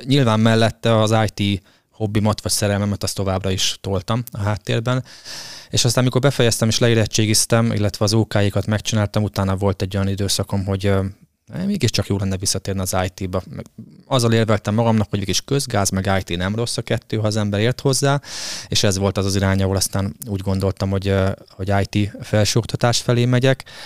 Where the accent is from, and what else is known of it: Hungary